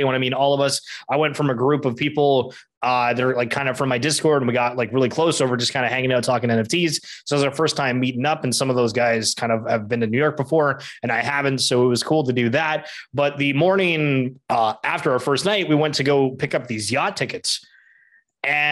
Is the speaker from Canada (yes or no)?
yes; Canada; being Canadian